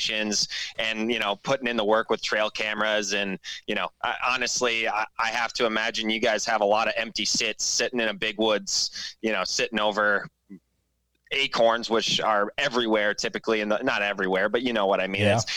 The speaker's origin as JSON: {"language": "English", "region": "Wisconsin", "country": "United States", "tie": "born or raised there", "moved": "yes", "said": "I grew up in Wisconsin, you know, grew up as a whitetail waterfowl turkey hunter"}